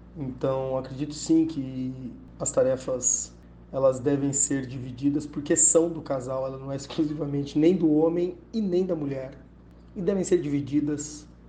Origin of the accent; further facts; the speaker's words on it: Bauru, São Paulo, Brazil; sou de Bauru, advogado